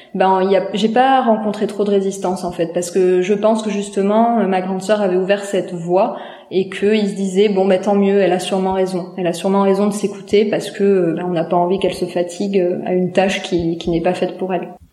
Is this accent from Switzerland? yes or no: no; a small village in the Landes, near Dax, Nouvelle-Aquitaine, France; j'ai grandi dans un petit village des Landes, pas loin de Dax.